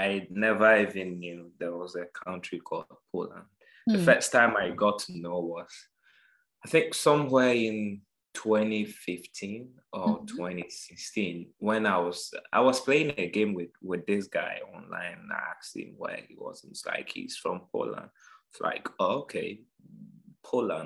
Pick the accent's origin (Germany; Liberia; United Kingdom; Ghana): Ghana; moved away; I'm a Ghanaian